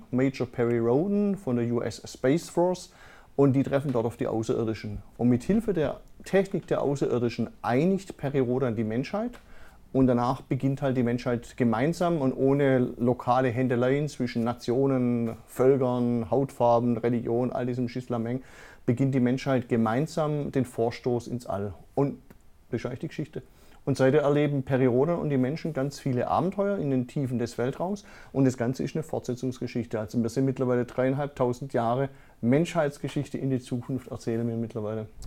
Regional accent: Freudenstadt, Baden-Württemberg, Germany; Also ich komme ja aus Freudenstadt, aus dem Dorf von Hinterfreudenstadt.

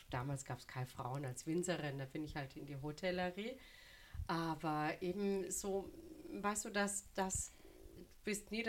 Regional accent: Au, Baden-Württemberg, Germany; Also ich komme ja gebürtig aus dem Hexental, also da lege ich Wert drauf

